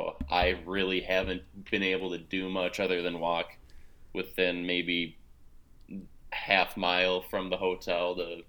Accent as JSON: {"language": "English", "region": "Minnesota", "country": "United States", "said": "So like, you know, I'm from Minnesota and I spent, you know, my summers playing baseball in the Midwest, and you know, you got a lot of bugs."}